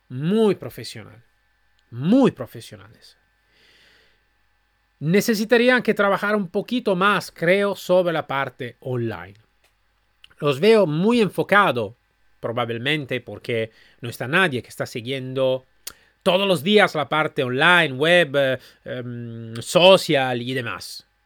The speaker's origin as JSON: {"language": "Spanish", "town": "Málaga", "region": "Andalusia", "country": "Spain", "said": "Yo soy de Málaga."}